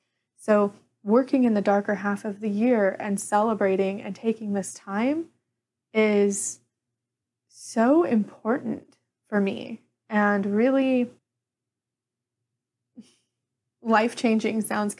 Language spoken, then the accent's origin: English; Ireland; As an Irish pagan, I don't necessarily have any correspondences with Samhain like you would see with Wicca.